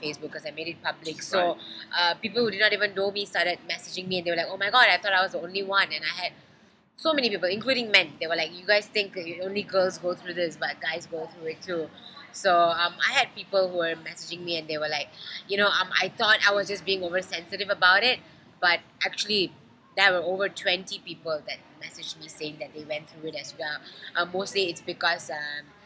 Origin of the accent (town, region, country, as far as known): Malaysia